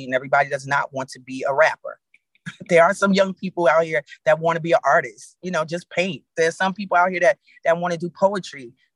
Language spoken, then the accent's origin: English; New York, United States; now in Atlanta, United States; I'm in Atlanta, I'm from New York